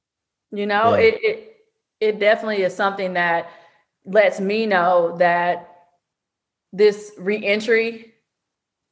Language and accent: English; Texas, United States; I'm from Texas